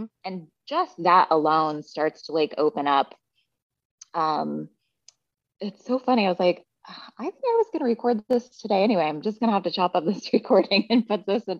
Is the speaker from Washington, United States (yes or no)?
yes; Seattle, Washington, United States; I grew up in Seattle